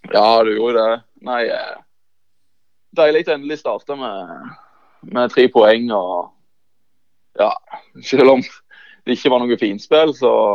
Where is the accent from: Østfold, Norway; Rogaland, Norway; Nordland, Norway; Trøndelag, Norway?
Rogaland, Norway; Bryne; moved away as an adult; also born or lived in Levanger; født og oppvokst på Bryne. Så ja, alltid vært Bryne-gutt